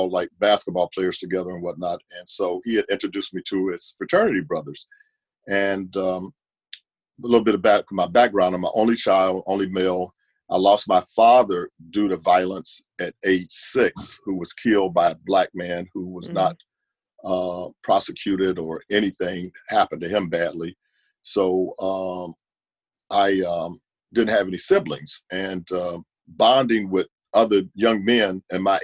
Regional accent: Warrensville Heights, Ohio, United States; also born or lived in Nashville, Tennessee; my own experience growing up in Warrensville Heights was a mixed community as well.

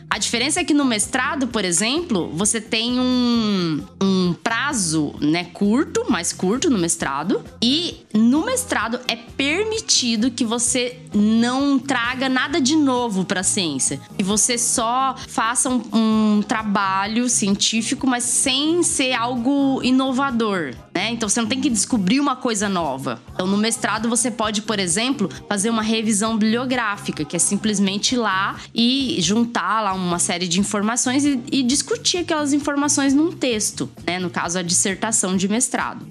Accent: Mato Grosso do Sul, Brazil; moved away as an adult; also born or lived in Paraná; now in São Paulo, Brazil; eu sou do Mato Grosso do Sul

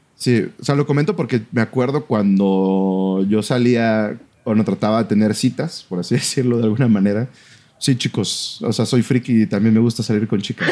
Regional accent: Mexico; fue en una escuela ah, de donde yo soy originario, ¿no? De mi ciudad, de, mi ciudad natal.

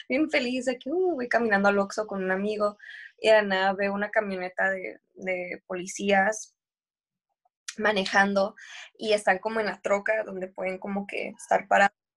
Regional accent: Tijuana, Baja California, Mexico; now in Australia; era mucho como crecí cuando estaba en Tijuana, pero definitivamente cuando me vine a Australia me liberé

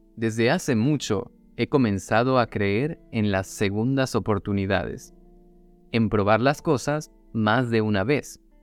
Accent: Venezuela; moved away

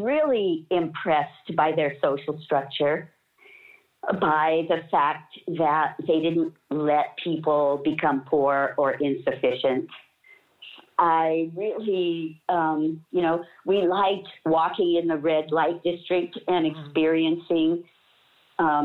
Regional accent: United States; moved away as an adult; also born or lived in Amsterdam / Germany; as an American

